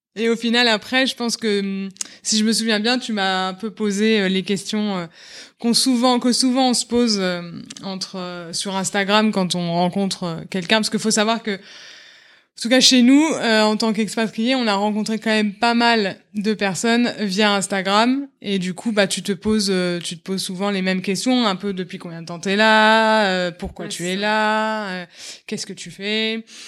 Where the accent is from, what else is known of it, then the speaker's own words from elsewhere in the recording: Paris, Île-de-France, France; moved away as an adult; now in Los Angeles, United States; J'étais d'origine de, Paris